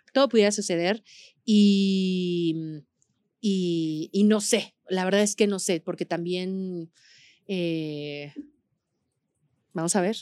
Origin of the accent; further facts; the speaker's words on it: Aguascalientes, Mexico; yo soy de Aguascalientes, donde no hay montañas